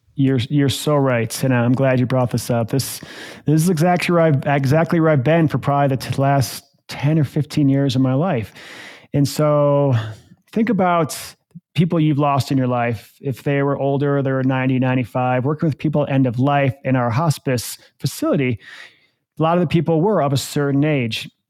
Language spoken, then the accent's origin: English; Eaton Rapids, Michigan, United States; now in Breckenridge, United States; I grew up in this little small town called Eaton Rapids, Michigan